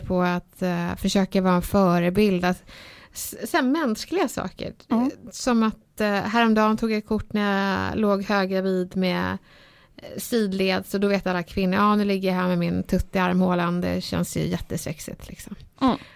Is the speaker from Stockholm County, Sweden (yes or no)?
yes; Stockholm, Stockholm County, Sweden; när jag var liten och jag växte upp i Bredäng